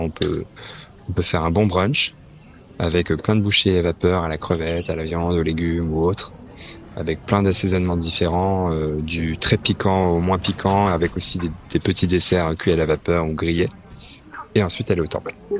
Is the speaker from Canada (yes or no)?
no; France; moved away as an adult; also born or lived in London / Beijing; now in Hong Kong; je suis français